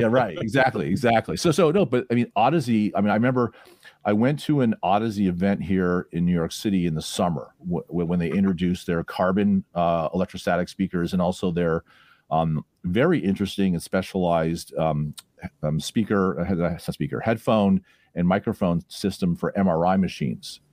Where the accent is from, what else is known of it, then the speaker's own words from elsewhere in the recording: Toronto, Ontario, Canada; moved away; I was the type of kid growing up in Toronto